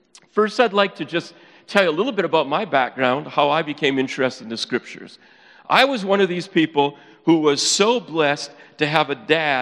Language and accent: English; Upper Peninsula of Michigan, United States; accent: Yooper; moved away; I am originally from the UP